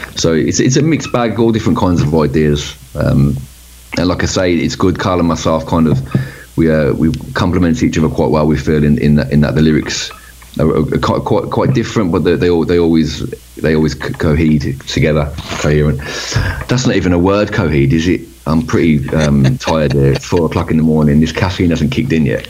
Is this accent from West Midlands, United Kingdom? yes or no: yes; Birmingham, West Midlands, United Kingdom; where we grew up in Birmingham